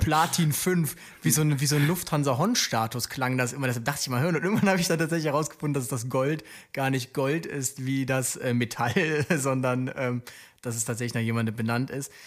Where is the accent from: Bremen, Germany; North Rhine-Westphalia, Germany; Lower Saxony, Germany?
North Rhine-Westphalia, Germany; Aachen; ich komme ja aus, aus Aachen und ich, dort bin ich auch lange Rettungsdienst gefahren